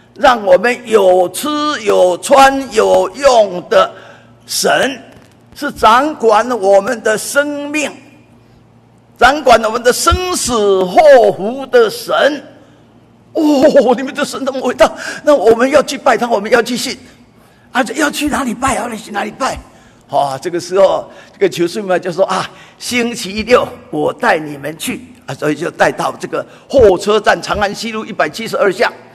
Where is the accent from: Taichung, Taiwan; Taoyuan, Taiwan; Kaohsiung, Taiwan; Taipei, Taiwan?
Taipei, Taiwan; 我是，呃，台北人， 哈，啊，我，呃，已，今年已经八十岁了，哈，那我从五岁到十二岁，啊，一直在台北这边，啊，可以说是流浪，因为五岁到十二岁搬家搬了七次，啊， 那搬到第四次的时候，啊，就搬到了，啊，这个台北桥头